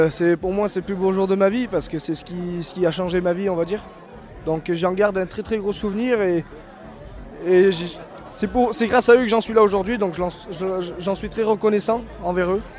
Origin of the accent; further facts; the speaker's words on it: Gap, Provence-Alpes-Côte d'Azur, France; moi j'ai grandi dans le sud, dans, à Gap exactement, dans le 05. J'ai passé mon enfance là-bas.